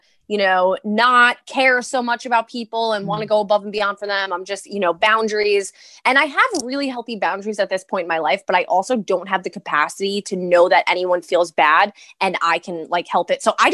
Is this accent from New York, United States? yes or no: yes; New York City, New York, United States; accent: East Coast; I'm from Brooklyn, Staten Island